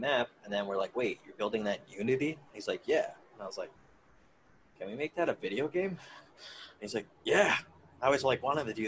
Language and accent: English; Schenectady, New York, United States; my hometown, Schenectady, New York